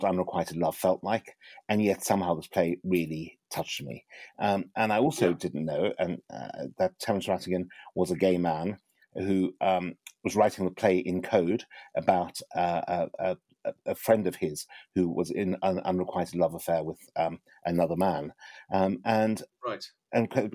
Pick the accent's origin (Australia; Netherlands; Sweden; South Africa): South Africa; Johannesburg, Gauteng; I grew up in Johannesburg, South Africa